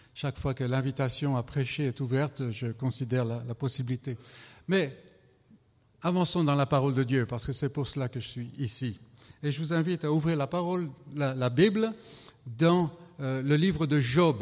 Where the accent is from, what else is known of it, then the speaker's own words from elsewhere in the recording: France; je viens de France